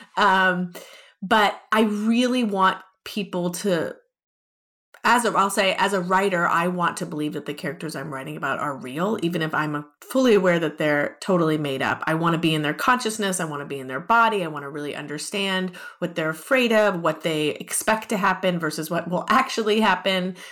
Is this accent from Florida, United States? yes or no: no; Los Angeles, California, United States; also born or lived in Ohio; I was born and raised in Los Angeles